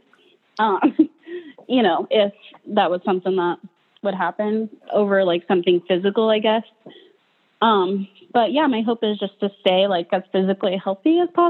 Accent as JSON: {"language": "English", "town": "Fullerton", "region": "Nebraska", "country": "United States", "moved": "yes", "lives_now": "Omaha, United States", "said": "Fullerton, Nebraska"}